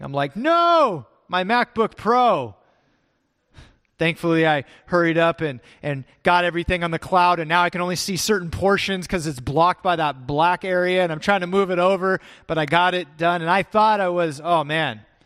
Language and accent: English; California, United States; also born or lived in Texas; I grew up in California